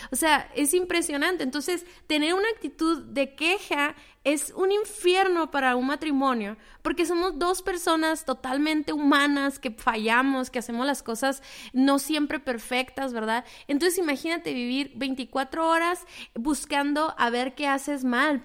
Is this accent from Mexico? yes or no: yes; Mexico; el trasfondo cultural que tenemos todos como mexicanos